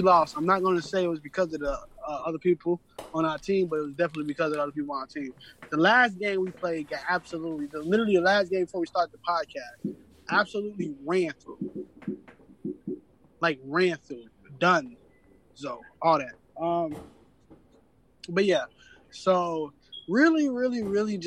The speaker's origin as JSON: {"language": "English", "town": "Chicago", "region": "Illinois", "country": "United States", "tie": "born or raised there", "said": "I grew up in Chicago."}